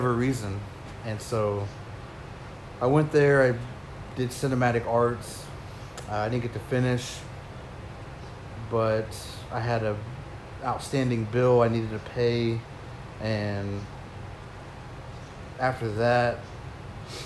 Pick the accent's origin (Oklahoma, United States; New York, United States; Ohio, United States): Oklahoma, United States; Pawnee; moved away as an adult; I grew up in Pawnee, went to Pawnee High School